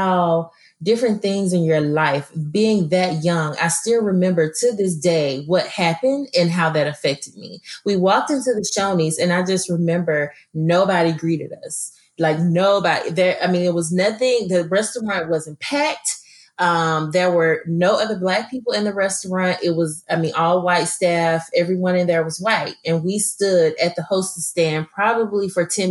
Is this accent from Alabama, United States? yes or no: yes; Birmingham, Alabama, United States; I'm from Birmingham, Alabama, you know, I mean, and I grew up in all, like I said, all Black neighborhoods